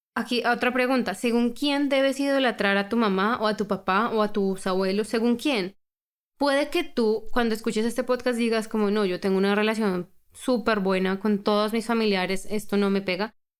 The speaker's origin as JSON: {"language": "Spanish", "country": "Colombia", "tie": "born or raised there", "said": "Yo por lo menos crecí en Colombia, una cultura muy, muy, muy religiosa"}